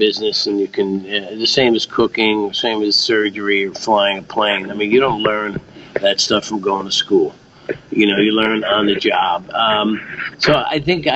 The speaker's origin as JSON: {"language": "English", "country": "United States", "tie": "born or raised there", "said": "growing up near New York City"}